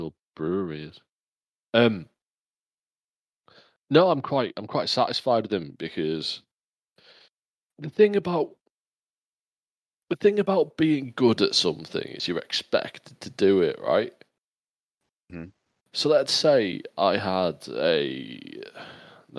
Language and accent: English; England, United Kingdom; I'm English